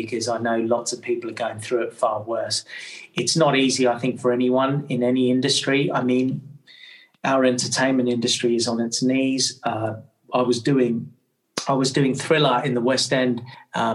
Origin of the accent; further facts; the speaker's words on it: Australia; now in England; I grew up in Australia